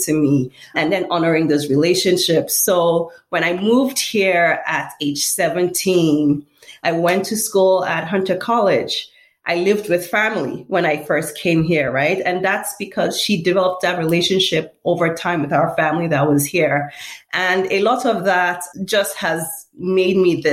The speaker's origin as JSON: {"language": "English", "region": "Lagos", "country": "Nigeria", "tie": "born or raised there", "moved": "as an adult", "lives_now": "United States", "said": "I was born and raised in Lagos, Nigeria. I went to elementary school there and high school there"}